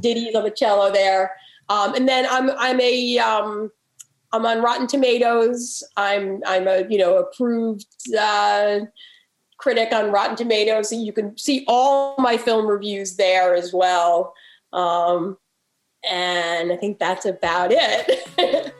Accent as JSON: {"language": "English", "region": "New York", "country": "United States", "tie": "born or raised there", "moved": "yes", "lives_now": "Baltimore, United States", "said": "I grew up in New York actually"}